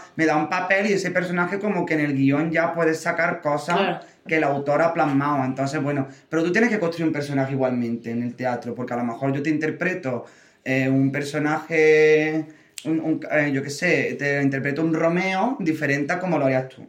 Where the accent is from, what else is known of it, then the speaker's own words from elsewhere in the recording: Córdoba, Andalusia, Spain; moved away as an adult; now in Madrid, Spain; yo que soy de Córdoba, de Andalucía